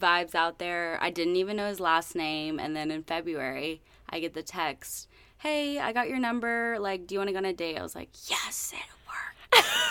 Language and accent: English; Northwest Arkansas, United States; also born or lived in Italy; I'm originally from Northwest Arkansas